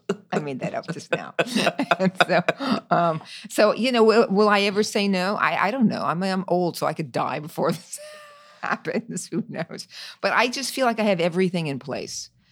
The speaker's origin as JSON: {"language": "English", "region": "New York", "country": "United States", "said": "I'm a New Yorker, so I love New York"}